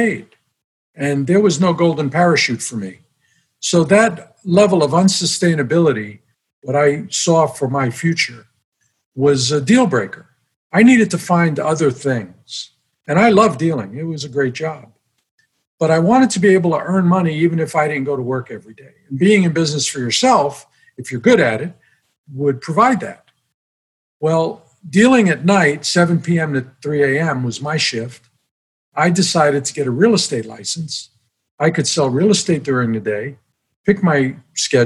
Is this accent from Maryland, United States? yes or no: no; New York City, New York, United States; moved away as an adult; also born or lived in San Diego, California; I grew up in Brooklyn, New York, and at the age of 19, I enlisted in the United States Marine Corps